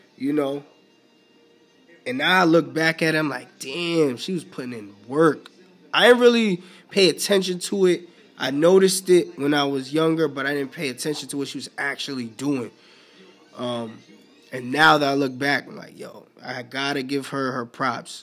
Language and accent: English; New York City, New York, United States; I grew up in the Bronx, in the boogie down Bronx in NY